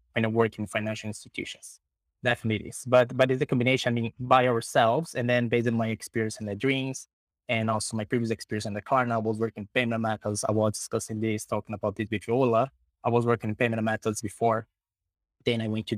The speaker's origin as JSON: {"language": "English", "country": "Brazil", "tie": "born or raised there", "also_born_or_lived": "Sweden", "moved": "yes", "said": "Brazil. That is my home country"}